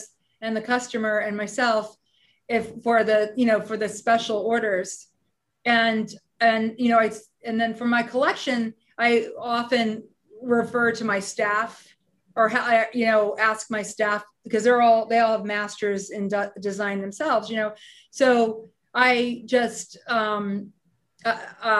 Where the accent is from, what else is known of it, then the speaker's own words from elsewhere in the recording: United States; as an American designer